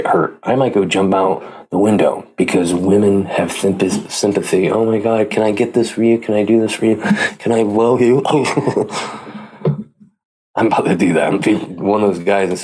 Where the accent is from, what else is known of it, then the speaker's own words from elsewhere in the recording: Pleasanton, California, United States; my hometown, Pleasanton, California